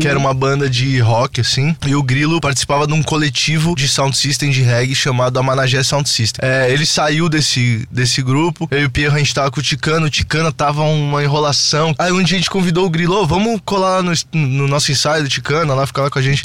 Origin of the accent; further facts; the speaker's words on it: São Paulo, Brazil; a gente sempre morou muito pertinho, assim, que a gente é de Interlagos